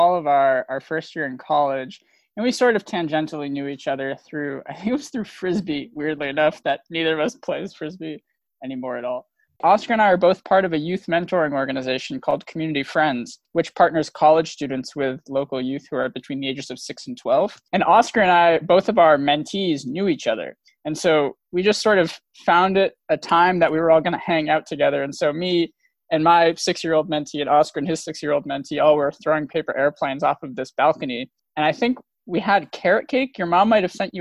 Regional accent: Worcester, Massachusetts, United States; I'm originally from Worcester, Massachusetts. That would be my wild hometown

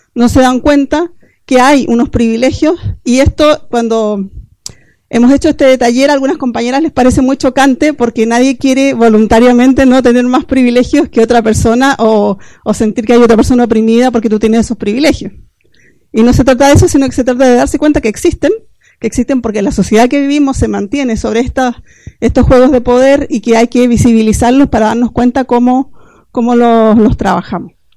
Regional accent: Chile; moved away as an adult; now in L'Hospitalet de Llobregat, Spain; soy chilena, ya les he dicho un poco de donde hablo también. Eh, me vine hace 14 años a, Hospitalet a vivir

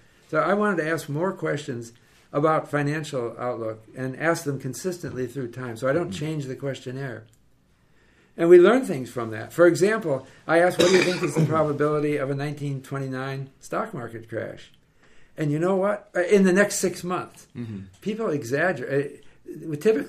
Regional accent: Canada; Look, we're Canadian, but we don't do this in Vancouver.

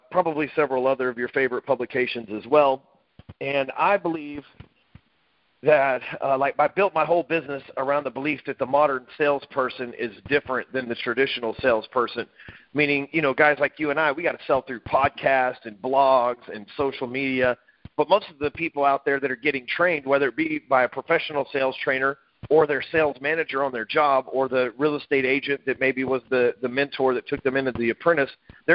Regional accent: Dallas, Texas, United States; I live in Dallas, Texas, and lived here all my life

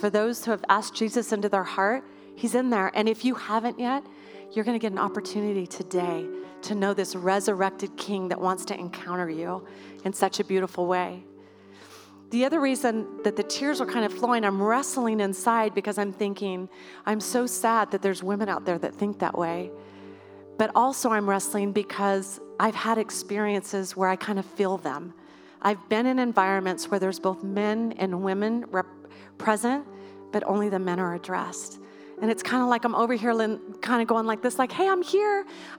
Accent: Idaho, United States; I, born and raised in Idaho right here. You cannot take Idaho out of me.

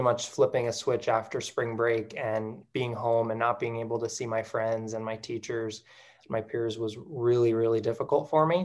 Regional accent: Western Colorado, United States; I am from Western Colorado, and I graduated from Fruit of Monument High School.

